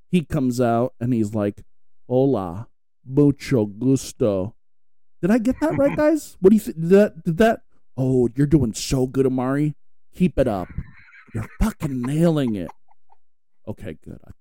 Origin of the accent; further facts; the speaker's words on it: Escondido, California, United States; moved away; I grew up in Escondido.